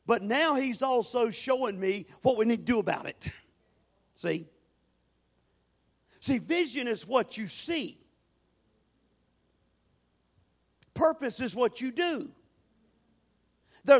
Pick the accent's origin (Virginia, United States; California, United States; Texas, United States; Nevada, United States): Virginia, United States; Norfolk; I grew up in alcoholism in Norfolk, Virginia.